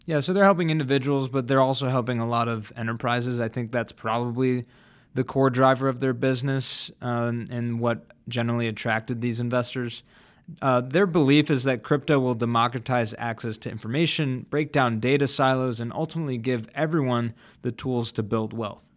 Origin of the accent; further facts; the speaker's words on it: Chicago, Illinois, United States; my hometown favorite, Chicago